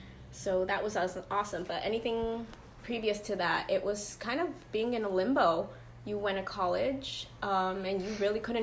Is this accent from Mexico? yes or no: yes; Guadalajara, Jalisco, Mexico; now in United States; I'm from Mexico, Guadalajara, Jalisco, Mexico, to be very specific.